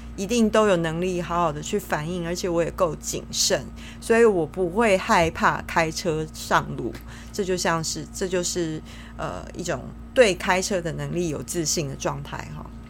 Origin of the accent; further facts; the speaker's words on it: Taiwan; 我们身为台湾人都很喜欢唱 K T V 嘛， 也很喜欢拍美照